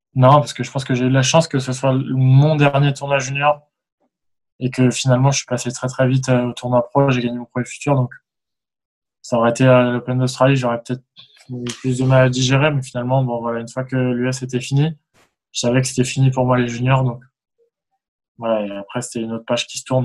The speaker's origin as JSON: {"language": "French", "country": "France"}